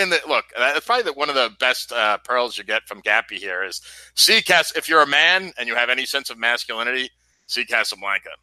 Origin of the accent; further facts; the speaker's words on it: New York, United States; moved away; when I lived in, when I grew up in New York